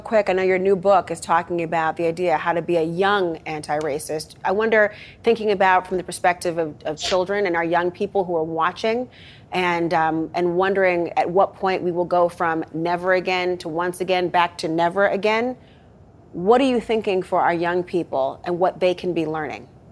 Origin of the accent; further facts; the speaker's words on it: Minnesota, United States; moved away; my home state of Minnesota